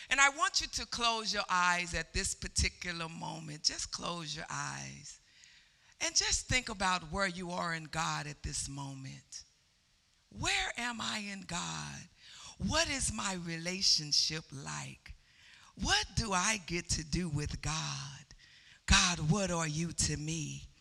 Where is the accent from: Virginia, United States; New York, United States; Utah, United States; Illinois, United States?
Illinois, United States; Chicago; born there; I was born in Chicago, but I was raised in the country. So, no, in the country, you go out in the streets and you can make all the noise you want